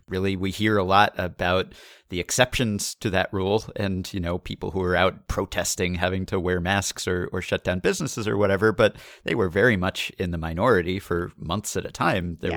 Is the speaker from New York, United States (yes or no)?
yes; New York, United States; we're from New York